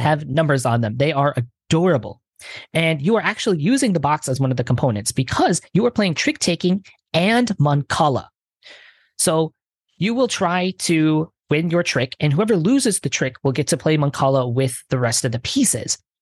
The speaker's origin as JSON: {"language": "English", "town": "Detroit", "region": "Michigan", "country": "United States", "first_language": "English", "moved": "yes", "said": "I'm originally from Detroit"}